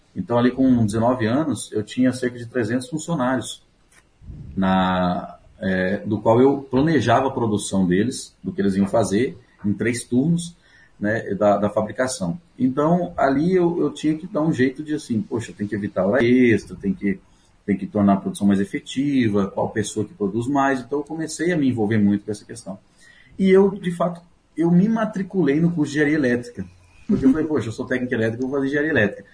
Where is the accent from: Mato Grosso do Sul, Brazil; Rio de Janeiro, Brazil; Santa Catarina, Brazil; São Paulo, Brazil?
Santa Catarina, Brazil; São Miguel do Oeste; moved away; also born or lived in Paraguay; eu nasci em Santa Catarina, eu sou catarinense